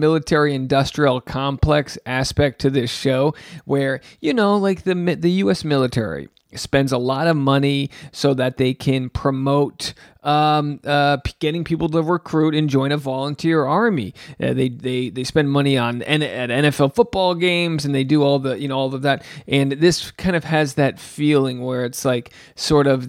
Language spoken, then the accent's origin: English; southern New England, United States; I'm from New England. I'm from southern New England.